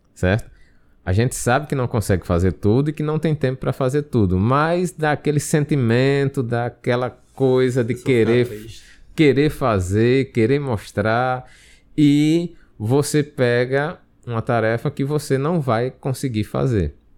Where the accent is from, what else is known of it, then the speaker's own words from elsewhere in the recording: Brazil; Nós somos brasileiros